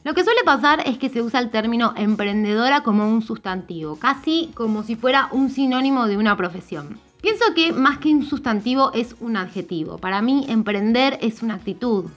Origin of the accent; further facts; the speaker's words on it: Argentina; Yo soy mujer, argentina, tengo 36